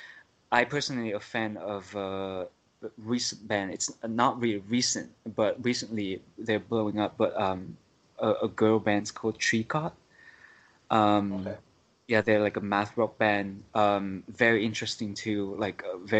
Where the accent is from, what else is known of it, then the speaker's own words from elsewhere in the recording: Japan; also born or lived in Vietnam; growing up in Japan too, I played in like music community in schools